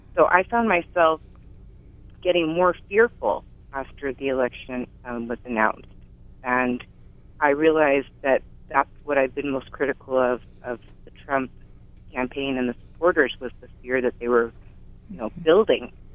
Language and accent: English; California, United States; also born or lived in Guam; now in Hawaii, United States; born and raised in California and I spent 17 years in Guam, now I've been 12 years in Hawaii